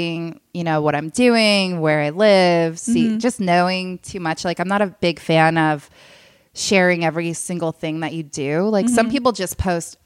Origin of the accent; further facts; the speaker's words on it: Fairbanks, Alaska, United States; moved away as an adult; now in Los Angeles, United States; I grew up in Alaska